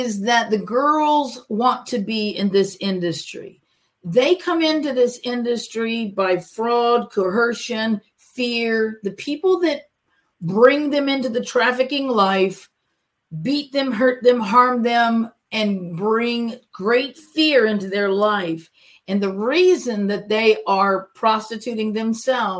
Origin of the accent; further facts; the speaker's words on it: Cape Coral, Florida, United States; also born or lived in Fort Myers; I'm actually from Florida, and then I did graduate high school in Fort Myers